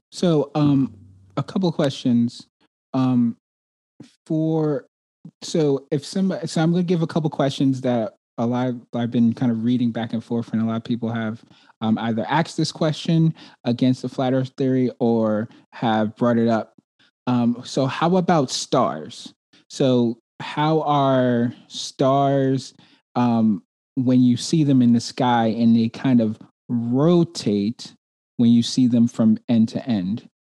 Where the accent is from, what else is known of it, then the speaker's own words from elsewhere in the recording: New York City, New York, United States; moved away; I'm originally from Brooklyn, New York